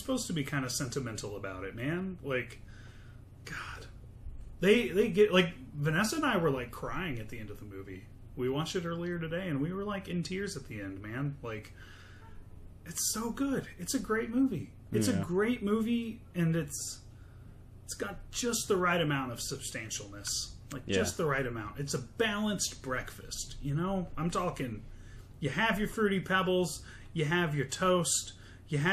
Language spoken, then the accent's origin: English; United States